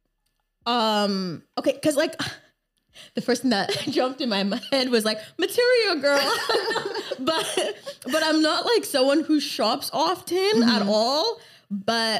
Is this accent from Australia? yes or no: no; Canada; also born or lived in Lagos, Nigeria / Montreal, Canada; I lived 9 years of my life first in Nigeria in Lagos. Mm-hmm. And then moved to Canada in 2007